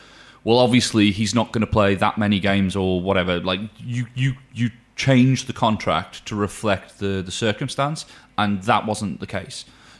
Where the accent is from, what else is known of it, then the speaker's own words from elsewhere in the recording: Newcastle upon Tyne, North East England, United Kingdom; I'm once a Geordie, always a Geordie.